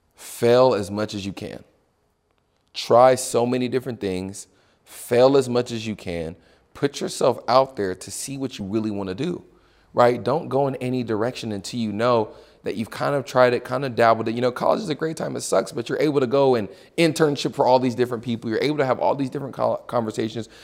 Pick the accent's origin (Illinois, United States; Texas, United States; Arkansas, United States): Texas, United States; Houston; moved away as an adult; also born or lived in California; born and raised in Houston, Texas